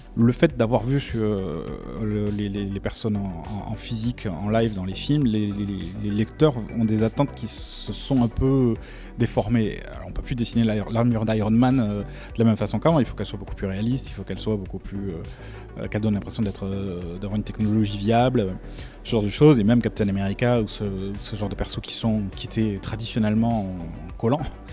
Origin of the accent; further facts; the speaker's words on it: France; je suis français